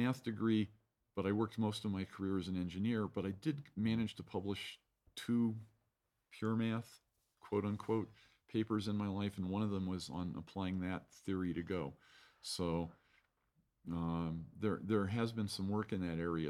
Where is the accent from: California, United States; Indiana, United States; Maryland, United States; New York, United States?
California, United States; Santa Clara; moved away as an adult; also born or lived in San Francisco; now in Fort Collins, United States; I was born in San Francisco, but raised in Silicon Valley in Santa Clara